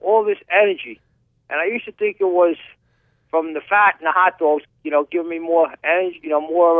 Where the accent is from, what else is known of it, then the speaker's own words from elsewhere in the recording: New York, United States; Let me tell you something. I'm a New Yorker.